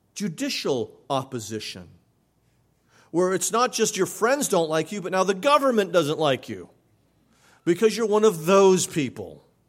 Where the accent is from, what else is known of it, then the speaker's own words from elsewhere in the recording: New England, United States; I grew up in New England